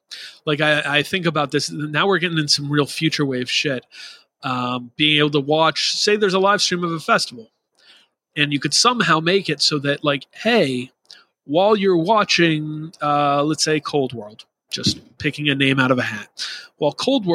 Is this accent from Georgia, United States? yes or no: no; Rhode Island, United States; I grew up in Rhode Island going to Boston/Worcester and Providence area shows in the very early 2000s.